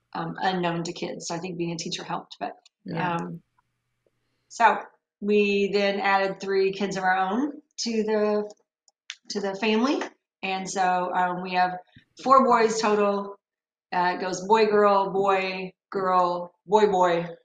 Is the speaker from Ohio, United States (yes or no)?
no; near Evansville, Indiana, United States; I grew up near the Evansville area